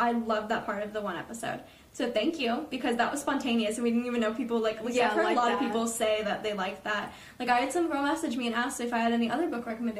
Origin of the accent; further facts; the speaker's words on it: Atlanta, Georgia, United States; we're from Atlanta